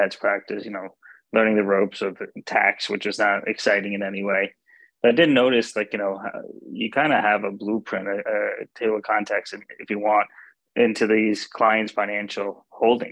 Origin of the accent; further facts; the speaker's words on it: Clifton, New Jersey, United States; also born or lived in Hackensack, New Jersey / Maryland; I was born in Hackensack, grew up in Clifton, and been a Jersey boy my entire life